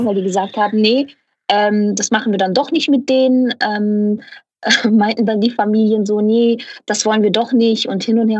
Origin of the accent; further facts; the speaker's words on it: Ruhr area, North Rhine-Westphalia, Germany; ich komme aus dem Pott. Ich bin ein absolutes Kohlepottkind